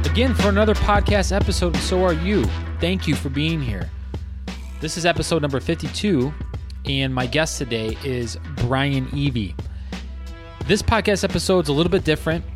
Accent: Lake Erie area, Michigan, United States; also born or lived in Traverse City, Michigan; back to my hometown

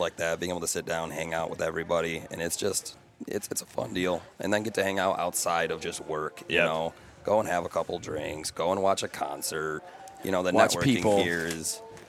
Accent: Michigan, United States; it's cool growing up in Michigan

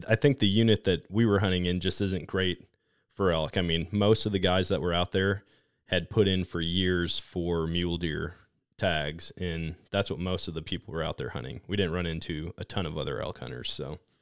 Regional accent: Wisconsin, United States; moved away as an adult; I grew up in Wisconsin hunting

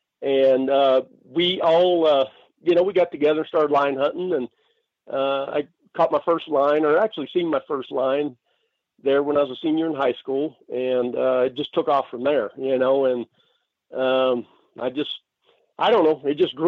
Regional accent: Arizona, United States; also born or lived in Dayton, Ohio / Los Angeles; Well, I was born in Dayton, Ohio, so a long way from where I'm at right now in Kingman, Arizona, but, my family moved. Actually, we spent a year in L.A., and thankfully, we moved over here to Arizona

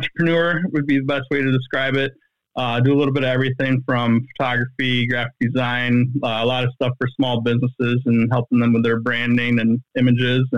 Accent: Columbia County, Wisconsin, United States; now in Fort Atkinson, United States; So I live in Jefferson County, and I'm originally from Columbia County.

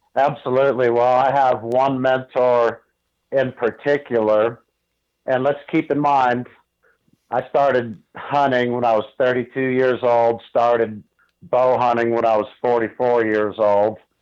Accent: Northeast Ohio, United States; moved away as an adult; now in New Mexico, United States; I grew up in Northeast Ohio

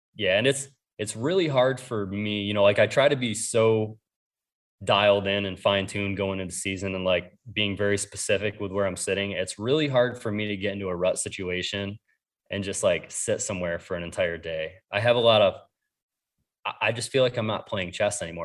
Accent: New York, United States; now in Ohio, United States; I grew up in New York

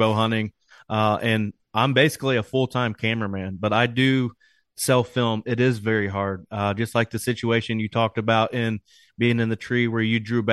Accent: Knightstown, Indiana, United States; I'm from East Central Indiana, a little small farm town, Knightstown, Indiana

